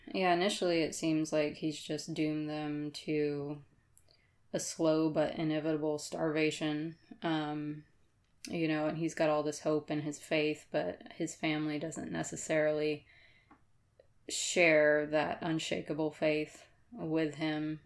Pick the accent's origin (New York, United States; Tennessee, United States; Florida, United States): Florida, United States; moved away; also born or lived in Madison County, Georgia; I was from Florida